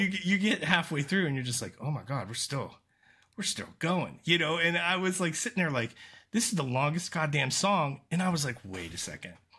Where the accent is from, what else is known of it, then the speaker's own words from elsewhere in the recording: Aliquippa, Pennsylvania, United States; I'm from Pittsburgh.